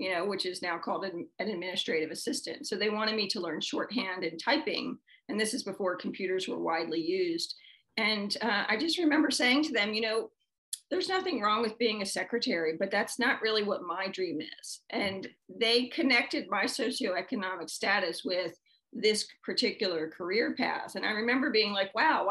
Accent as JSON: {"language": "English", "town": "Baltimore", "region": "Maryland", "country": "United States", "tie": "born or raised there", "said": "I was born and raised in Baltimore City"}